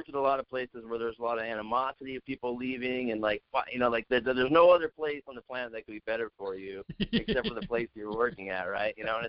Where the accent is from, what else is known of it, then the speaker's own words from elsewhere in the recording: West Coast, United States; now in Denver, United States; Like I said, I grew up on the West Coast, so Denver fit myself and my family